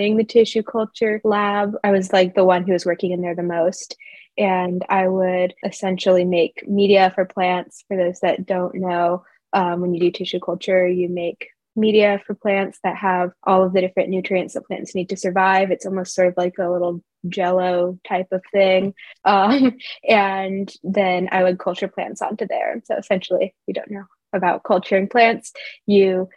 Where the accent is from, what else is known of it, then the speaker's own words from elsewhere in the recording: Corvallis, Oregon, United States; I'm actually from here in Corvallis, Oregon.